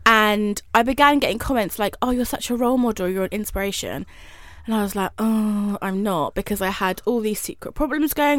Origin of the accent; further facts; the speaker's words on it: High Wycombe, South East England, United Kingdom; moved away; I'm from like a small town called High Wycombe